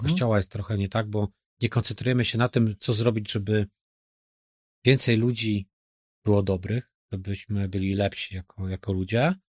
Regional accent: Masovian Voivodeship, Poland; now in Poznań, Poland; Sam pochodzę z zaboru rosyjskiego

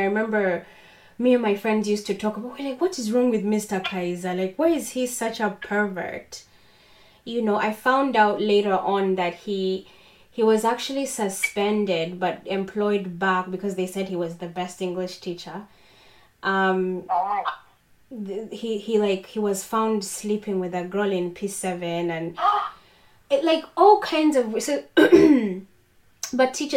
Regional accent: Uganda; I grew up in Uganda

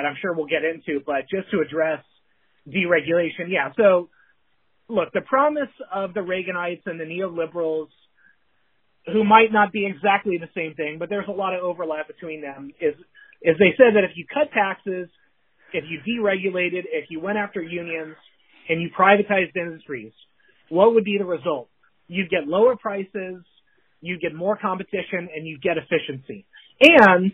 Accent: California, United States; I'm from California

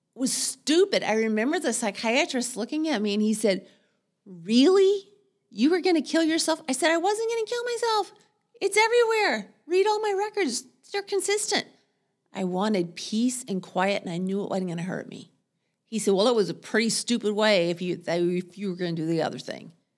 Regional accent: Texas, United States; moved away as an adult; also born or lived in Seattle, United States; now in Portland, United States; I'm a Texan

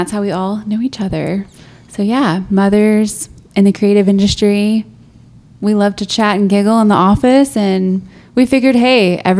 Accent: Houston, Texas, United States; moved away as an adult; now in Albuquerque, United States; I am not from here. I'm from Houston originally and have been in Albuquerque for almost 5 years.

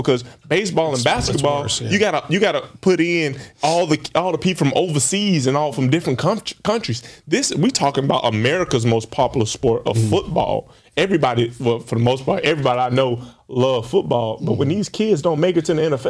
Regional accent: Alabama, United States; moved away as an adult; also born or lived in Tallahassee, Florida; I'm an Alabama kid.

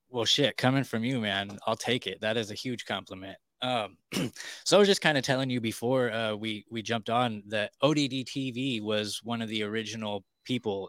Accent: California, United States; moved away as an adult; now in Tennessee, United States; born and raised in California, and okay, and there I just last week actually moved to Tennessee

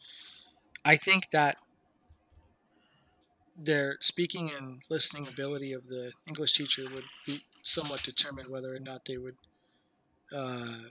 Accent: United States; we're American

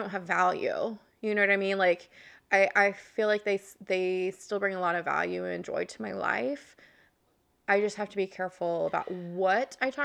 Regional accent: Oklahoma, United States; moved away; I'm from Oklahoma, which is a very Republican conservative state

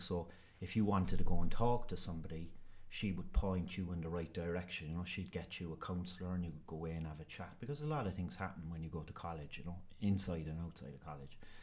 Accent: Ireland; I'm Irish

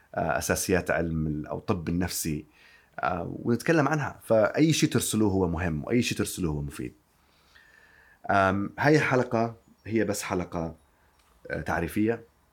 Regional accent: Yemen; now in London, United Kingdom; أنا طبيب وأصلي من اليمن

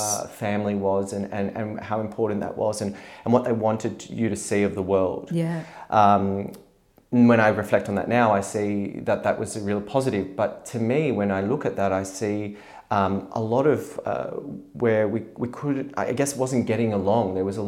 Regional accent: Bankstown, New South Wales, Australia; I guess I kind of didn't know where I fit in, because I was born in Australia. And so a lot of that was very, very strong. Growing up in Bankstown, though

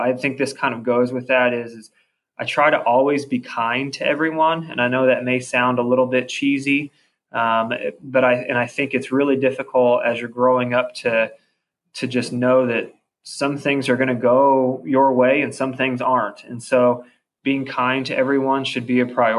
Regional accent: Columbus, Indiana, United States; growing up in Columbus, obviously I love Columbus

